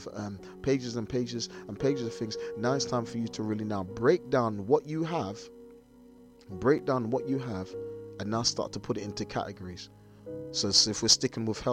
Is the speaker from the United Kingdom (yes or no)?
yes; London, United Kingdom; I'm a little black boy from South London